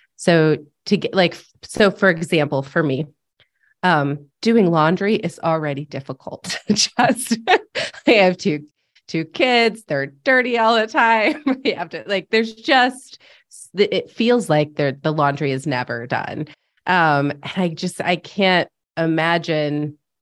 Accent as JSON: {"language": "English", "region": "upstate New York", "country": "United States", "tie": "born or raised there", "also_born_or_lived": "Los Angeles", "moved": "as an adult", "said": "just moved back to my hometown in upstate New York"}